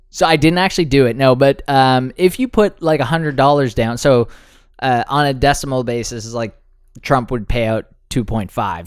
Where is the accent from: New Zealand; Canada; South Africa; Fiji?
Canada; we're Canadian